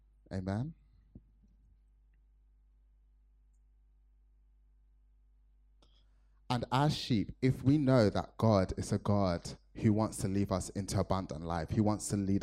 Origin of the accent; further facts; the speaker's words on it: Nigeria; me being a Nigerian